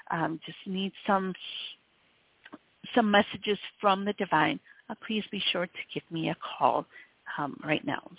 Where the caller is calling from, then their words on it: Michigan, United States; Hi, and I'm calling from Michigan.